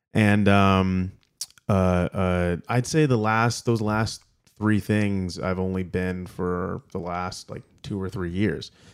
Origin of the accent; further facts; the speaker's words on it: Ann Arbor, Michigan, United States; also born or lived in Kalamazoo, Michigan; I'm from Ann Arbor, Michigan